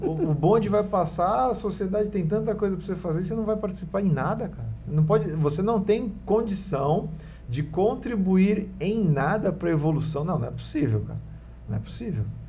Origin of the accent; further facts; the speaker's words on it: Santos, São Paulo, Brazil; Eu, eu fui criado né, no Marapé